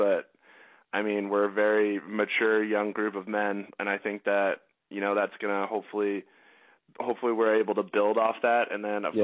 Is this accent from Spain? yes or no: no; Canada; I'm Canadian